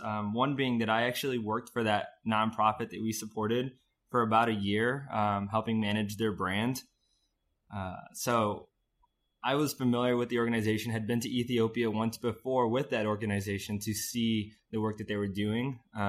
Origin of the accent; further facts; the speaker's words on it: Fort Myers, Florida, United States; now in Springfield, United States; I'm from Fort Myers, Florida. I moved to Springfield a couple years after I graduated high school.